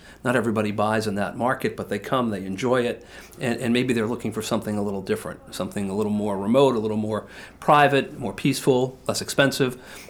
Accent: Massachusetts, United States; now in Portland, United States; I was a Bates grad, and so I came from Massachusetts to Bates, Bates to New York.

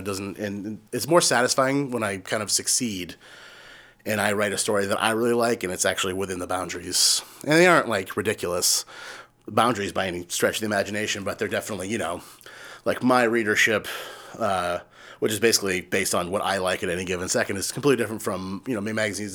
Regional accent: Yarmouth, Maine, United States; also born or lived in Chicago; when I was growing up in Yarmouth

